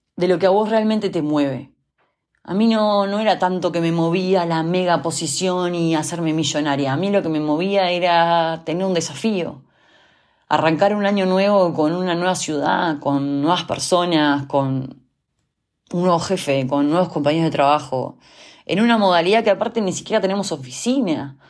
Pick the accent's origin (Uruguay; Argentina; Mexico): Uruguay; also born or lived in Montevideo, Uruguay / Germany; yo soy uruguaya, vivo en la ciudad de Montevideo.